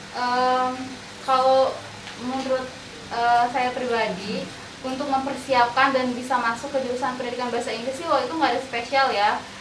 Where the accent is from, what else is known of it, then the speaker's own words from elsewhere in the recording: Jambi, Indonesia; moved away; Aku berasal dari Jambi